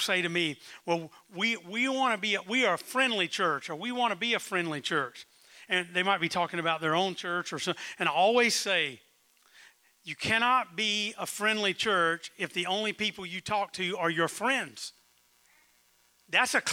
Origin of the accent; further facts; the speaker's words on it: South Carolina, United States; When I was growing up in South Carolina